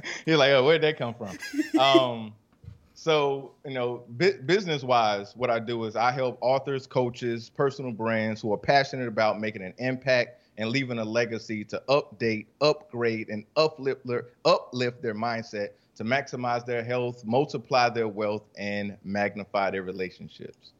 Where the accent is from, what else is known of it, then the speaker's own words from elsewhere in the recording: Rock Hill, South Carolina, United States; also born or lived in Columbia, South Carolina / Charlotte, North Carolina; I'm from Rock Hill, South Carolina